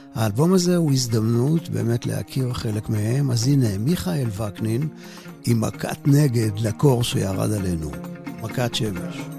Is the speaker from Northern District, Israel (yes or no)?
no; Ramat Gan, Tel Aviv District, Israel; גם אני גדלתי בערך באותם השנים ברמת גן